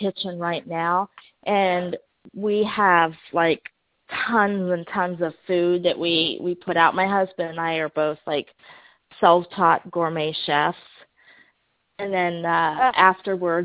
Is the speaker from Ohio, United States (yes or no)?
yes; Ohio, United States; moved away; I'm actually originally from Ohio, so I was born and raised about 3 hours from where Shannon lives